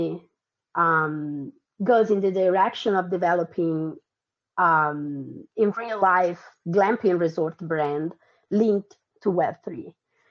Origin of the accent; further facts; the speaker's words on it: Tuscany, Italy; moved away as an adult; also born or lived in Argentina / Milan, Italy; now in United States; I was born in Argentina. I moved to Italy when I was 3. I grew up in Tuscany. Then I went to college in Milan.